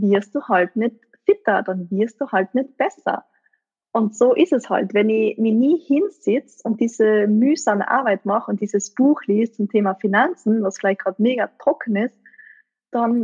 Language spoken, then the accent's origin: German; East Tyrol, Austria; aus meiner Gegend, also wo ich her bin, aus Osttirol